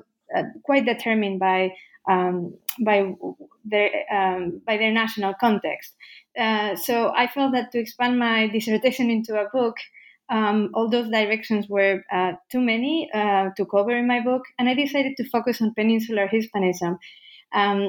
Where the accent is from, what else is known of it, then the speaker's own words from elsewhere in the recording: Basque Country, Spain; moved away as an adult; also born or lived in United States; now in Antwerp, Belgium; I was born and raised in the Basque Country